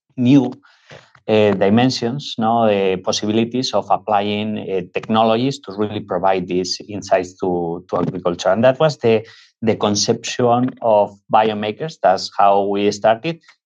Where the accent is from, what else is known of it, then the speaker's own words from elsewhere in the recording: northwest Spain, Spain; moved away; we are originally from Spain. We come from the northwest of Spain